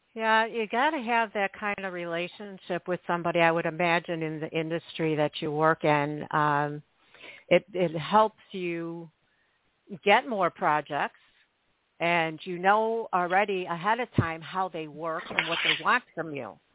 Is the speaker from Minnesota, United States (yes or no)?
no; Chicago, Illinois, United States; me growing up in Chicago